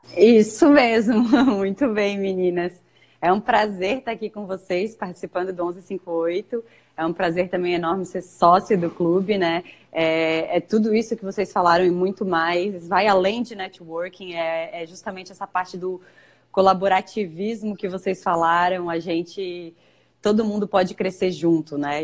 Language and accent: Portuguese; Florianópolis, Santa Catarina, Brazil; sou natural aqui de Florianópolis, onde trabalho e moro